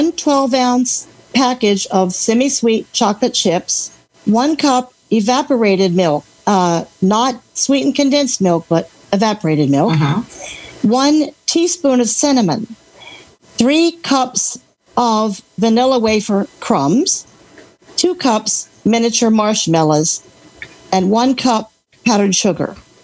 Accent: Alexandria, Virginia, United States; Alexandria, Virginia. Where it's raining right now, but that's okay.

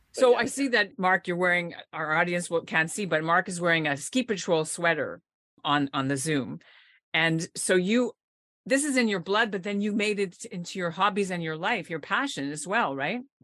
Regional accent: Montreal, Quebec, Canada; I grew up in Montreal, and we always went up north every Sunday to teach skiing at Mont Gabriel

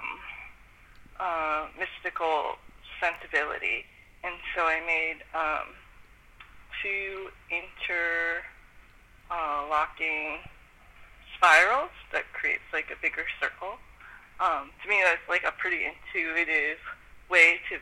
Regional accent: Bay Area, California, United States; I'm from the Bay Area

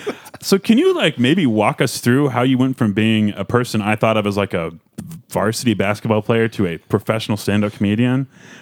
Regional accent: Springfield, Missouri, United States; born or raised there

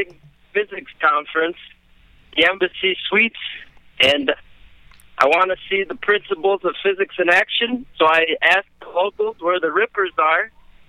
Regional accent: Italy; English is a second language; I am from Italy.

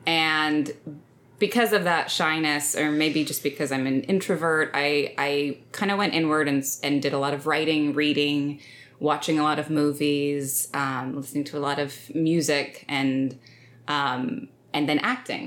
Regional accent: Stillwater, Oklahoma, United States; I grew up in Stillwater, Oklahoma, small town, Oklahoma

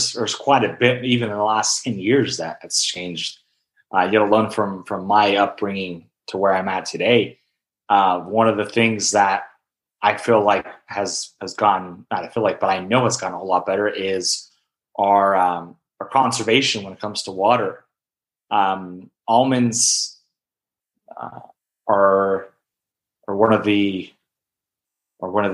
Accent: Hilmar, California, United States; growing up in Hilmar, Turlock area, we're definitely known for our agriculture.

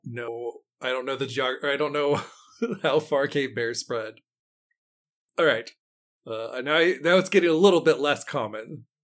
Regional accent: West Virginia, United States; I grew up in West Virginia

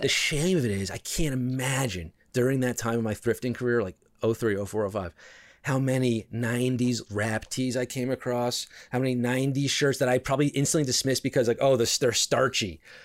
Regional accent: New York City, New York, United States; I was born in New York City, so I am a New Yorker, true and true.

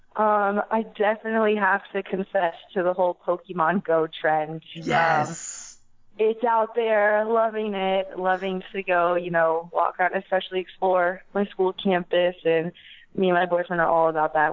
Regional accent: East Valley, Arizona, United States; born and raised um, from the East Valley

